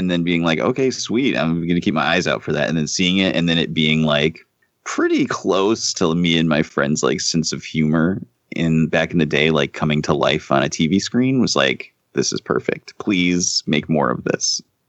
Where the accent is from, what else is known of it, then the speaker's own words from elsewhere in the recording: Buenos Aires, Argentina; I'm from Buenos Aires and I say kill them all.